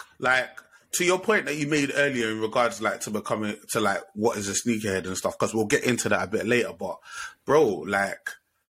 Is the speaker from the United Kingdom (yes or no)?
yes; London, United Kingdom; Because I'm a Southeast man myself as well. Shout out to the Southeast London Massive.